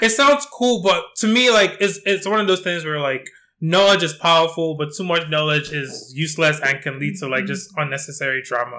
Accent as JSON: {"language": "English", "country": "Nigeria", "said": "I'm Nigerian."}